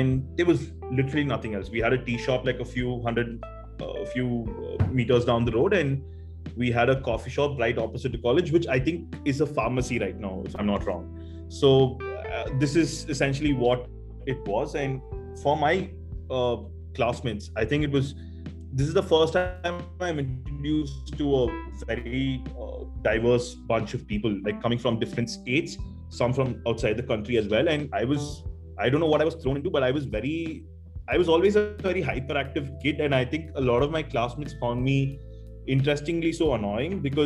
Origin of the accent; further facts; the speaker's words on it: Chennai, Tamil Nadu, India; I'm basically from Chennai, and I've always studied here, grown up here